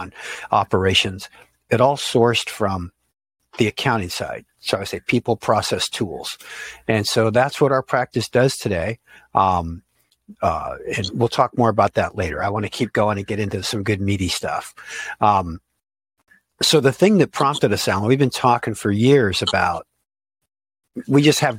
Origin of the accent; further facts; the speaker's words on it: Silicon Valley, California, United States; also born or lived in Sunnyvale / San Francisco; I grew up in Silicon Valley before it was Silicon Valley.